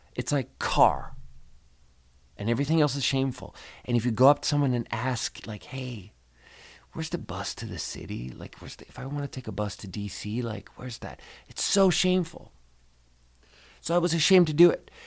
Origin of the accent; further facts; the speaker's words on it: Sweden; moved away; I'm from Sweden